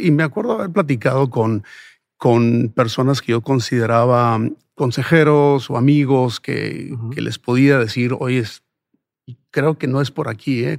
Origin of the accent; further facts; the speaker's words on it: Sonora, Mexico; moved away; also born or lived in Ciudad Juárez, Mexico / Phoenix, United States; nací y crecí en Sonora